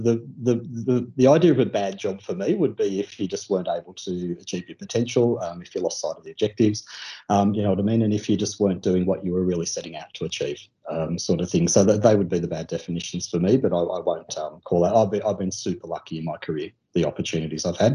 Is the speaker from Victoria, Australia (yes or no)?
no; Sydney, New South Wales, Australia; also born or lived in London; I grew up on the Northern Beaches sort of thing, so probably just two or three beaches north of Manly, where I lived at South Kirkle, was where I lived for most of my child life.